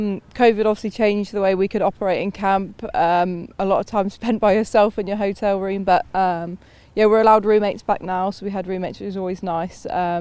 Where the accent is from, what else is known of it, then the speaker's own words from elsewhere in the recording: England, United Kingdom; now in New Zealand; well, obviously I'm English, so England would be what I'd want to do, but I can't see how that can be possible living out here in New Zealand.